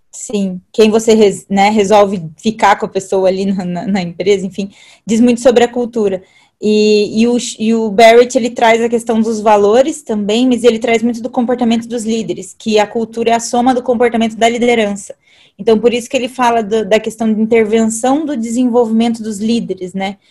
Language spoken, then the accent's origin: Portuguese; Alumínio, São Paulo, Brazil; moved away; eu vim do interior de São Paulo, então eu vim de uma cidade chamada Alumínio